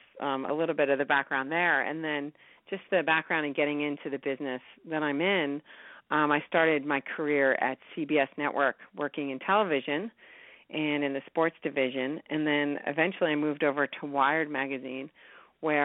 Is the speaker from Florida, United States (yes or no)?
no; New York, United States; I grew up in New York